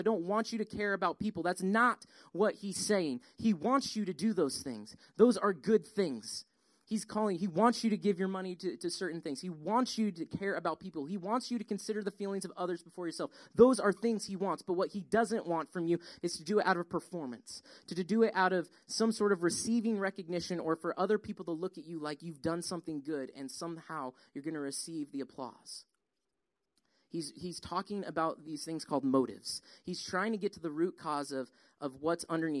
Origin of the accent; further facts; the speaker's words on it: Colorado, United States; now in Georgia, United States; We grew up in Colorado.